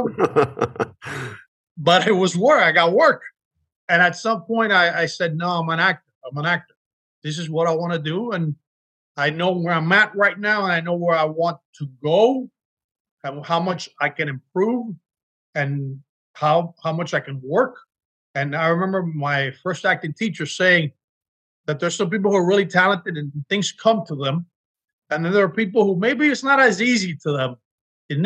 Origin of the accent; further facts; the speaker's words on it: Miami, Florida, United States; moved away as an adult; now in Los Angeles, United States; being born and growing up in Miami